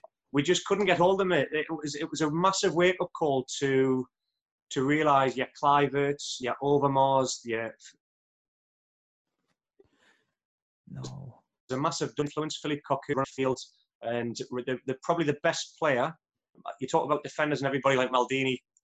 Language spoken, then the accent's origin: English; Newcastle upon Tyne, North East England, United Kingdom; moved away; I'm from Newcastle, which is obviously the northeast of England. And at a young age, the whole family were black and white supporters. So my childhood was getting on the train on a Saturday morning with my father